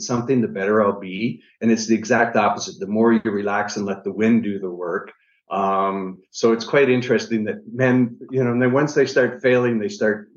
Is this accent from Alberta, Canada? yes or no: no; Niagara Falls, Ontario, Canada; I'm originally from Niagara Falls, Canada.